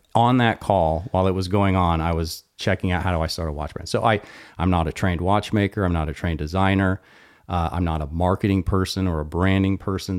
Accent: Austin, Texas, United States; I'm from Austin.

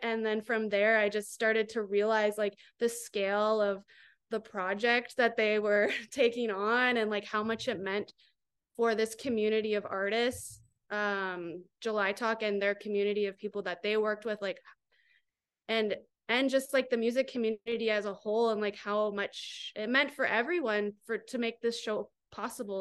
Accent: Grand Bend, Ontario, Canada; also born or lived in Toronto; I'm from Grand Bend

